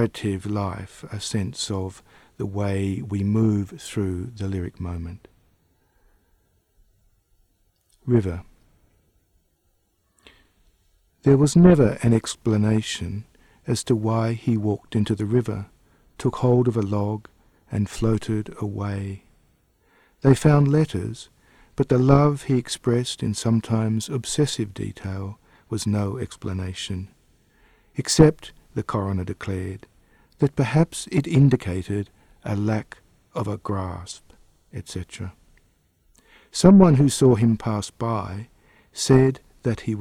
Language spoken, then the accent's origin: English; Perth, Western Australia, Australia; also born or lived in Adelaide, Australia; now in Canberra, Australia; I was born in Adelaide and then moved to Perth when I was 8 years old and moved to Canberra in 1990